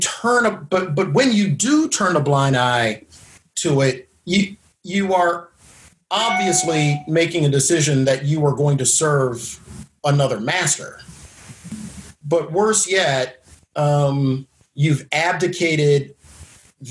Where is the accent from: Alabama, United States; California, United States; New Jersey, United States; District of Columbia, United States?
District of Columbia, United States; Washington; Washington, D.C., my hometown